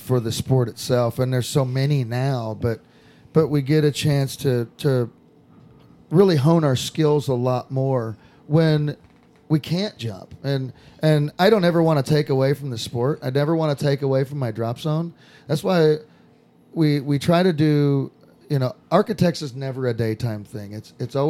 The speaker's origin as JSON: {"language": "English", "region": "Southern California", "country": "United States", "moved": "yes", "said": "I'm from Southern California"}